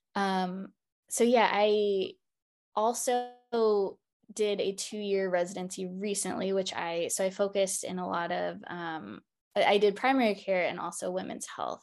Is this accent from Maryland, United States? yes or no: yes; Baltimore, Maryland, United States; moved away; also born or lived in Seattle, Washington; I am originally from Baltimore, Maryland